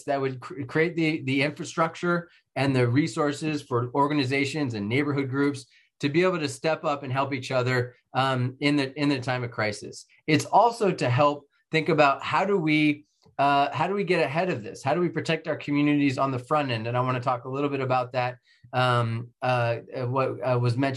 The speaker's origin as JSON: {"language": "English", "town": "Novato", "region": "California", "country": "United States", "tie": "born or raised there", "said": "ultimately became mayor of Novato as my hometown"}